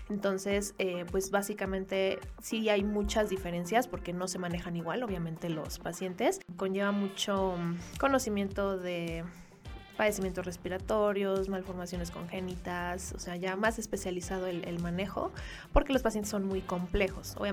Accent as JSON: {"language": "Spanish", "region": "Durango", "country": "Mexico", "tie": "born or raised there", "moved": "as an adult", "lives_now": "Mexico City, Mexico", "said": "yo soy originaria de Durango, Durango. Yo me formé como médico cirujano en Durango y posteriormente vine a realizar aquí la especialidad de pediatría en el Hospital Infantil de México Federico Gómez"}